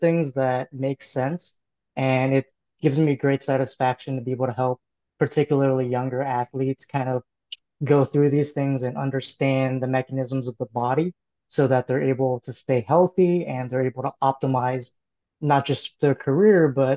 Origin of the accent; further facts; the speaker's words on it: Oakland, California, United States; I grew up in Oakland, California